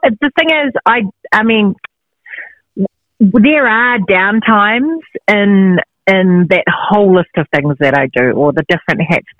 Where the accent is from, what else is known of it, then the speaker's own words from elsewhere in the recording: Christchurch, Canterbury, New Zealand; now in Auckland, New Zealand; born and bred in Christchurch in the South Island of New Zealand, and I'm now residing in Auckland, New Zealand, which is in the North Island. And my background is I am Samoan, Tongan and Māori.